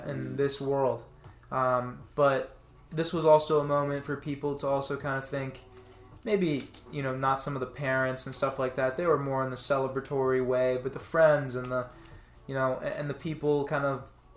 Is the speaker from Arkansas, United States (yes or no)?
no; Florida, United States; I'm from Florida. I live in Florida.